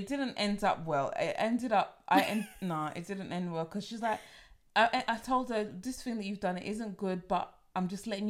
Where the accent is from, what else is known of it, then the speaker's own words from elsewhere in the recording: United Kingdom; because I'm British and I'm so bad at haggling, I don't know how to I don't know how to haggle.